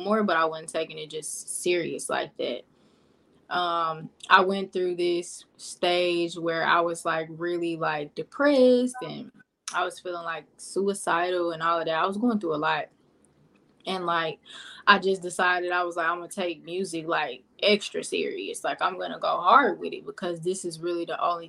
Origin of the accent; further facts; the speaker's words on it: Pine Bluff, Arkansas, United States; moved away; I'm from Pine Bluff, Arkansas, originally.